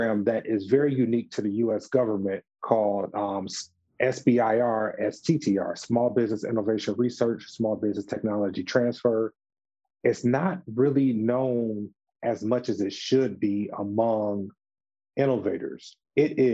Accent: Detroit, Michigan, United States; moved away; also born or lived in Atlanta, Georgia / Washington, District of Columbia, United States; I'm originally from Detroit, Michigan

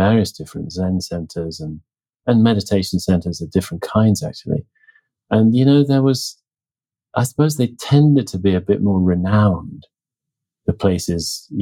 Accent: Oxford, South East England, United Kingdom; moved away; also born or lived in New Mexico; I was back in my hometown, Oxford, England, at the time.

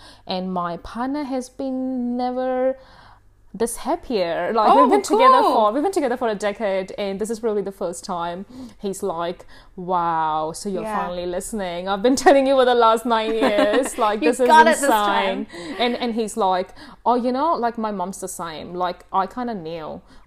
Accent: India; moved away; I grew up in India

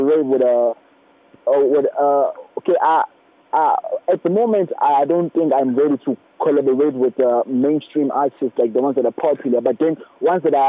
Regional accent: Estcourt, KwaZulu-Natal, South Africa; I have the audience around my hometown.

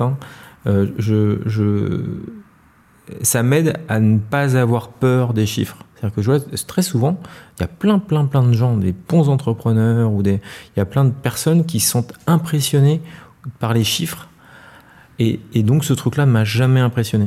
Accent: Paris, Île-de-France, France; also born or lived in Noisy-le-Grand; Je suis parisien, très parisien. Euh, mais euh, je, suis né à, Noisy-le-Grand, euh, en Seine-Saint-Denis

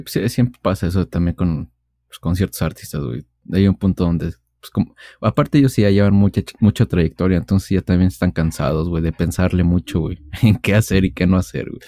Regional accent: Mexico; siendo mexicanos

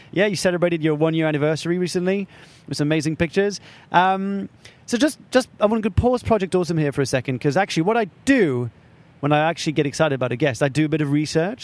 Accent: France; moved away; I was brought up in France

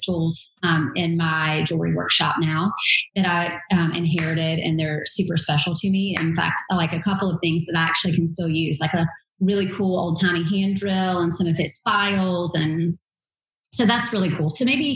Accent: Durham, North Carolina, United States; From North Carolina, born and bred. I grew up in Durham

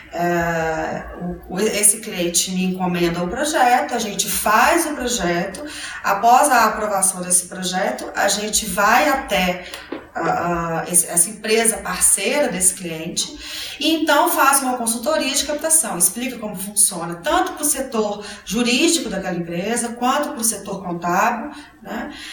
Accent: Belo Horizonte, Minas Gerais, Brazil; eu sou mineira, sou de Belo Horizonte

